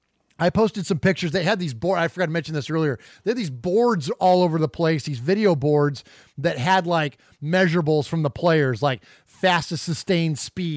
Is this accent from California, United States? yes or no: yes; Bay Area, California, United States; growing up in the Bay Area.